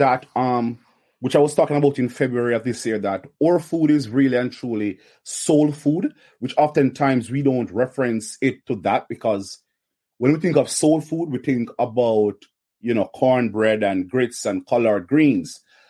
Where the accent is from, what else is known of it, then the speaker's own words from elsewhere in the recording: Kingston, Surrey, Jamaica; Kingston, Jamaica, of course. Kingston, Jamaica.